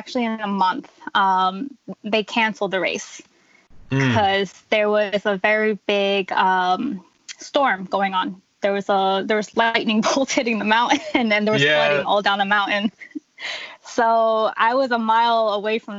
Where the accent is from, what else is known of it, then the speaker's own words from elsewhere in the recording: New Jersey, United States; So I've been here my whole life. I've never moved outside of Jersey